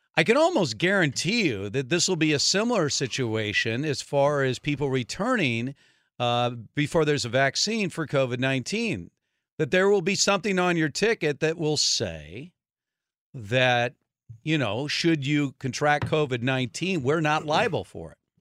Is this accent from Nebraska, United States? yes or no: no; Los Angeles, California, United States; when I was a little kid growing up in Los Angeles, I was a Dodger fan